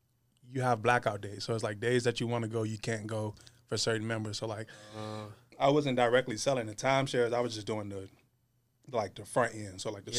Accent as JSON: {"language": "English", "town": "Richmond", "region": "Virginia", "country": "United States", "tie": "born or raised there", "said": "right in the heart of Richmond. Yes, sir. Born and raised."}